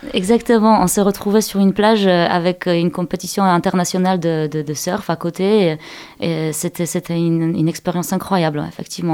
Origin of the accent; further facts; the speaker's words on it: Poland; French is a second language; moved away as an adult; now in Angers, France; je suis je suis née et j'ai grandi en Pologne.